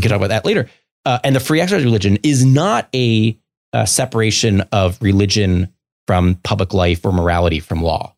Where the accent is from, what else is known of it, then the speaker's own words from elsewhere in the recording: Baltimore, Maryland, United States; moved away; I grew up in Baltimore City.